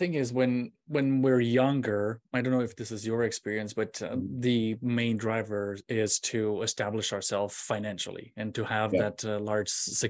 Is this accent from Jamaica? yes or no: no; Romania; moved away as an adult; now in United States; I'm originally from Romania, and I went to school in Romania studying electronics. And I moved here to the United States in 2003.